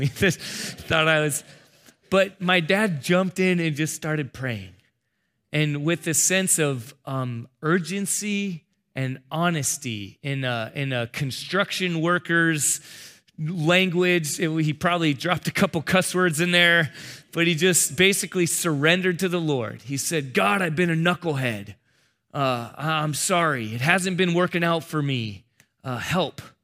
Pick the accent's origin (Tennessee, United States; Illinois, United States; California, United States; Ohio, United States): California, United States; San Diego; I'm from San Diego